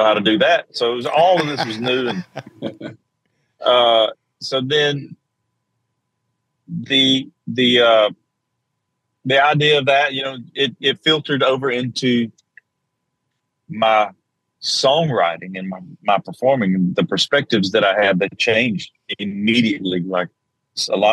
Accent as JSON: {"language": "English", "region": "South Georgia", "country": "United States", "tie": "born or raised there", "said": "I was strong Southern Baptist growing up in South Georgia."}